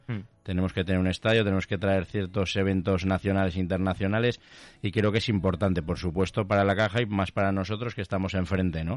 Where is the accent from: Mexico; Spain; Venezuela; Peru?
Spain; Tarazona, Aragon; soy de Tarazona